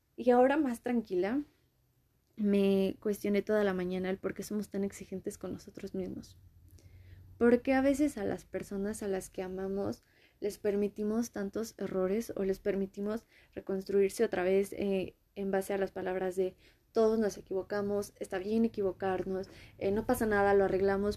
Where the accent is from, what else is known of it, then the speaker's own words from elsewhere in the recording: Mexico; yo soy de México, Latinoamérica.